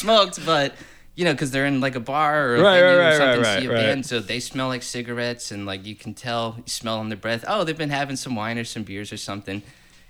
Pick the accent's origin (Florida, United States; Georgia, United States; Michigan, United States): Florida, United States; Orlando; also born or lived in Fort Campbell, Kentucky; Orlando my whole life, except that I was born Fort Campbell, Kentucky